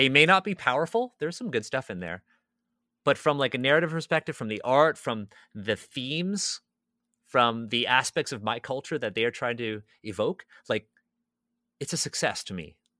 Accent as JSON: {"language": "English", "country": "Canada", "tie": "born or raised there", "said": "I'm a Canadian born Chinese."}